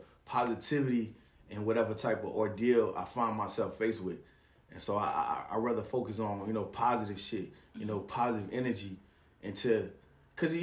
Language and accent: English; Macon, Georgia, United States; I was raised in Macon, Georgia